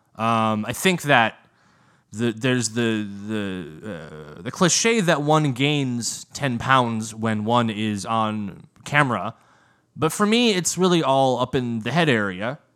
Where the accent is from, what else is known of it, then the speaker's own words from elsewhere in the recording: United States; American, the version of English that we speak in the good ol' U S